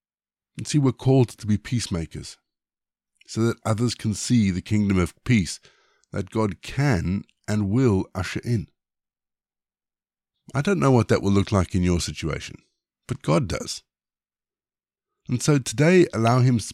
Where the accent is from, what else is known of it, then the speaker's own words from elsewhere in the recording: South Africa; moved away; also born or lived in Zimbabwe; I was born in Zimbabwe. But I spent my teenage years in South Africa